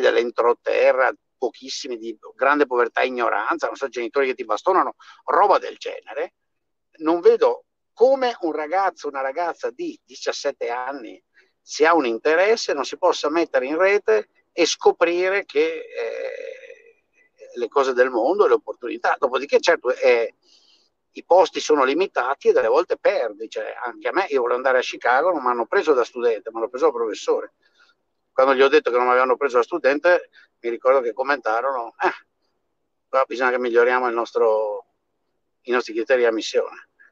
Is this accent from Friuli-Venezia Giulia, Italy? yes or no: no; Veneto, Italy; moved away as an adult; now in United States; sono cresciuto nel Veneto morto di fame degli anni 50 e 60